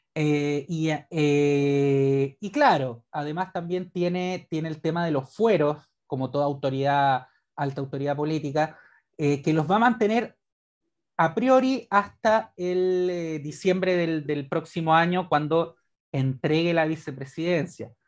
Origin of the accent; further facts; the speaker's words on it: Chile; como chileno